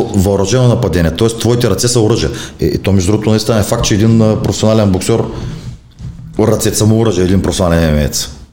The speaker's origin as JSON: {"language": "Bulgarian", "town": "Burgas", "region": "Burgas Province", "country": "Bulgaria", "tie": "born or raised there", "said": "в родния ми град Бургас"}